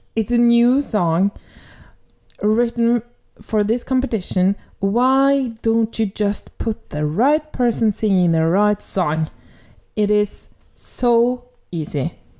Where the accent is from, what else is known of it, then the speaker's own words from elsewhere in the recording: Norway; accent: Norwegian; English is a second language; my Norwegian accent